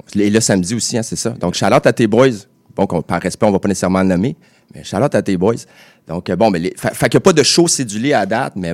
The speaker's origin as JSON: {"language": "French", "town": "Châteauguay", "region": "Quebec", "country": "Canada", "tie": "born or raised there", "said": "j'ai grandi à Châteauguay. C'est mon bled."}